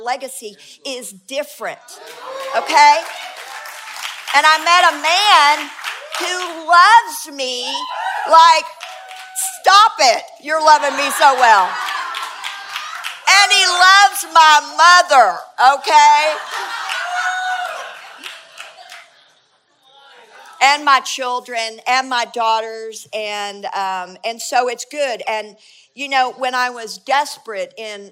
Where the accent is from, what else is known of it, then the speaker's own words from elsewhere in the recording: United States; we're Americans and we're the Western church